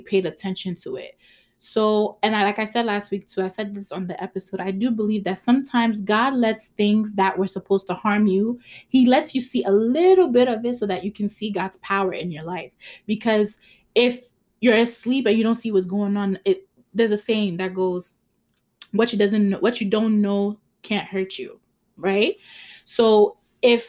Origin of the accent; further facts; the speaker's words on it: Ghana; English is a second language; I'm Ghanaian